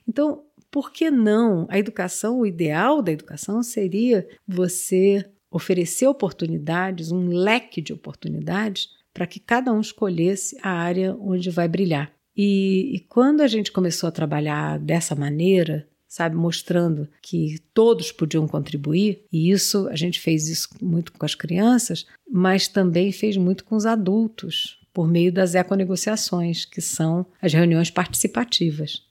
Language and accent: Portuguese; Rio de Janeiro, Brazil; accent: carioca; moved away as an adult; also born or lived in Pontal do Paranapanema, São Paulo; Eu sou carioca, eu falo igual carioca